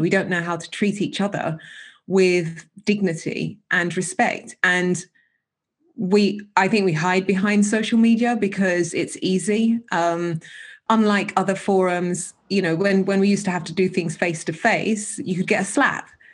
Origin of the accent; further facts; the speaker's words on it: United Kingdom; we couldn't be born and bred here our parents born and bred here i mean my parents weren't but I was